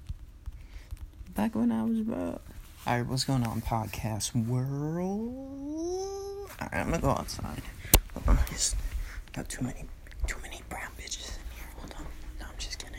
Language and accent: English; Hicksville, New York, United States; my hometown, Hicksville, New York